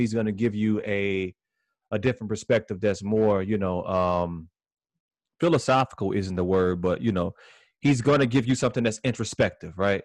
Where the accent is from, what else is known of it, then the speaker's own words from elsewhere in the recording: Maywood, Illinois, United States; also born or lived in West Side, Chicago; I'm from here, right? Like, I was born out west. I was raised in Maywood.